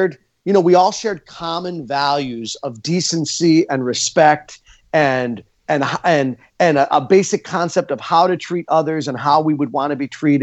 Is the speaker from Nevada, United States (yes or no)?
no; Scranton, Pennsylvania, United States; When I was a teenager growing up in Scranton, Pennsylvania